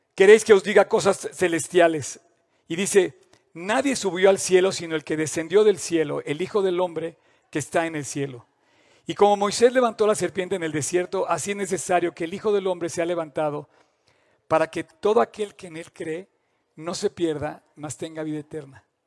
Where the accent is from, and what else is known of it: Mexico